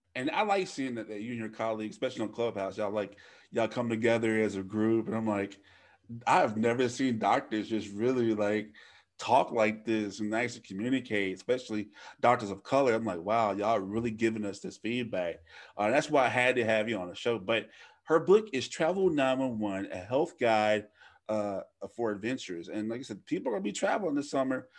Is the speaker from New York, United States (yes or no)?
no; Louisiana, United States; moved away; I live three, three hours away from my hometown